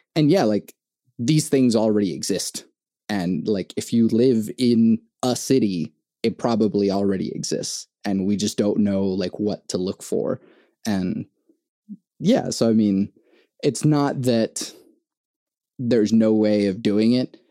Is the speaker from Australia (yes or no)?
no; Venezuela; now in United States; I was born in Venezuela and like I uh, came to the US in 2001.